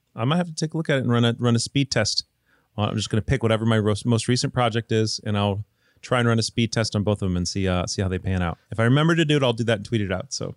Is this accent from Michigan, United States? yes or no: yes; Michigan, United States; also born or lived in the Southern US; now in Southern United States; I live in the South, but I'm not from the South, I'm from Michigan.